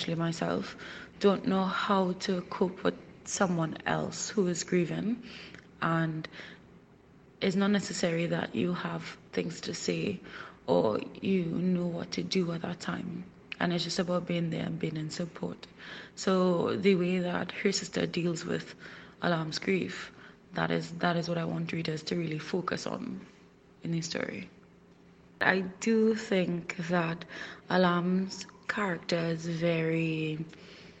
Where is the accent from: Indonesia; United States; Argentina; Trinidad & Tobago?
Trinidad & Tobago; I'm from the Twin Island Republic of Trinidad and Tobago, and that's in the Caribbean.